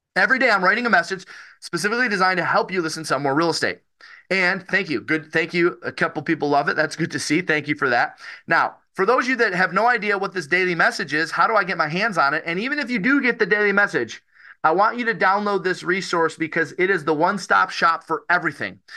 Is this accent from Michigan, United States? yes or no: yes; Detroit, Michigan, United States; I'm from Detroit, Michigan.